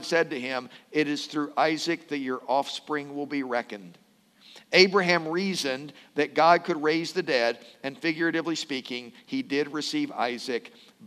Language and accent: English; Louisville, Kentucky, United States; when I was growing up in Louisville, I had a friend at Okolona Christian Church